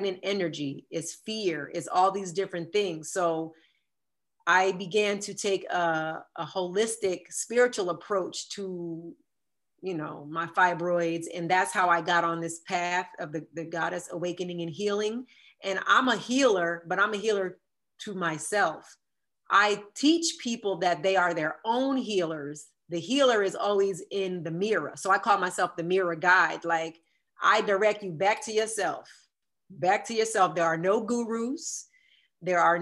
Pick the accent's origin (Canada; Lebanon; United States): United States; Jersey Shore, New Jersey; my town that I grew up in on the Jersey Shore